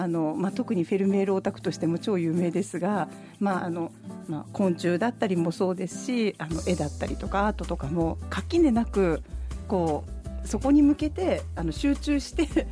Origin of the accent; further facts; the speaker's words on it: Kyushu, Japan; 私九州の田舎で育った